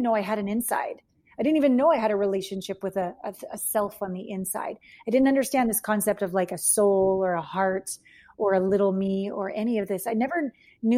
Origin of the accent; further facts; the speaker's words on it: Canada; moved away as an adult; also born or lived in Los Angeles / Japan / New York; I left home. I'm from Canada.